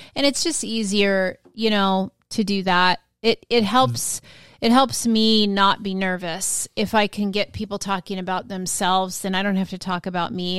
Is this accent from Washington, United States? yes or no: yes; Washington, United States; now in Florida, United States; I was from Washington State